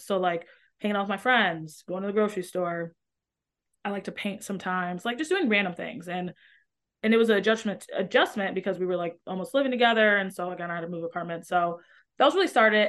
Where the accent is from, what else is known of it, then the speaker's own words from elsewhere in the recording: Metro Detroit, Michigan, United States; moved away as an adult; now in Chicago, United States; in Michigan, like Metro Detroit or outside of Detroit